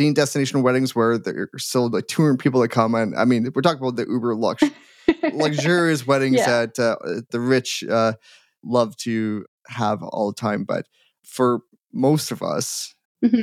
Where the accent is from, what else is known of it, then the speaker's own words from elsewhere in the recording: Edmonton, Alberta, Canada; I'm from Edmonton